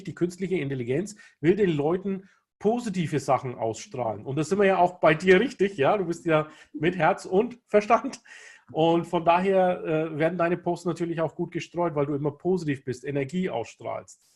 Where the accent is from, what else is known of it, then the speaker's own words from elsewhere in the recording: Kulmbach, Bavaria, Germany; ich bin in Deutschland in Kulmbach geboren, in Nordbayern